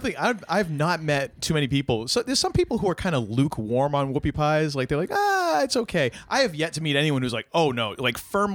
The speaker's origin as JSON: {"language": "English", "region": "New Hampshire", "country": "United States", "moved": "yes", "lives_now": "Maine, United States", "said": "I'm from away, you know, I'm from New Hampshire, or as I like to call it, you know, the right side up Vermont."}